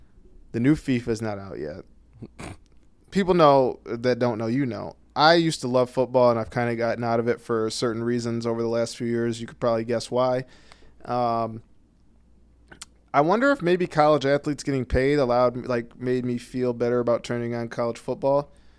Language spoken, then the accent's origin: English; Flint, Michigan, United States; I'm from Flint Kogels.